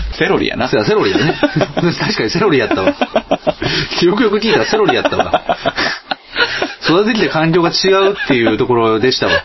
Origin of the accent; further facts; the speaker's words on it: Kansai, Japan; 関西出身ですから